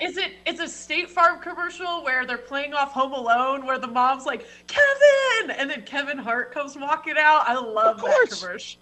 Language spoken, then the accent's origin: English; Canada; I'm Canadian